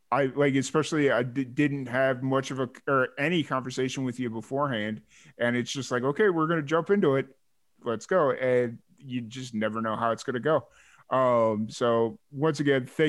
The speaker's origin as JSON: {"language": "English", "town": "Chicago", "region": "Illinois", "country": "United States", "tie": "born or raised there", "said": "I grew up in Chicago"}